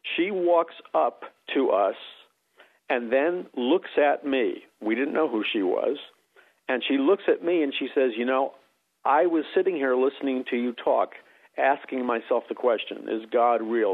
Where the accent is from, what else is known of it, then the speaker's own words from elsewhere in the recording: New York City, New York, United States; moved away; also born or lived in Missouri; I grew up in New York City